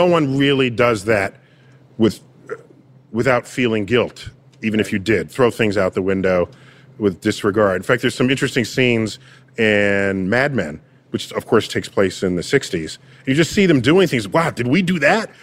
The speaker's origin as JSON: {"language": "English", "town": "New York City", "region": "New York", "country": "United States", "tie": "born or raised there", "said": "I grew up in New York City"}